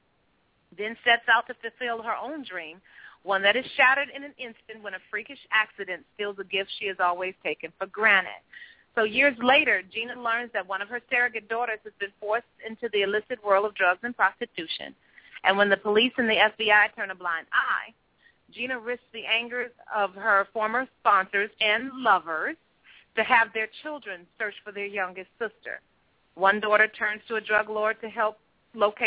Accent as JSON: {"language": "English", "town": "Chicago", "region": "Illinois", "country": "United States", "tie": "born or raised there", "said": "We grew up in the Robert Taylor Homes for the first 4 years of my life"}